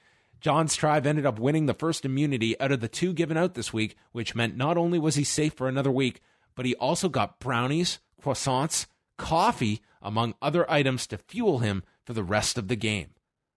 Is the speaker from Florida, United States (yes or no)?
no; New Jersey, United States; I mean, just because I'm from New Jersey doesn't mean I want to go to Newark.